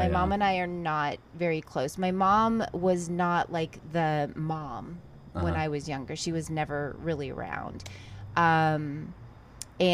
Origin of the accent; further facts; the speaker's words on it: Texas, United States; moved away as an adult; also born or lived in Ventura, California; now in Los Angeles, United States; So I moved from Texas. I grew up in Texas, and then I moved to Los Angeles.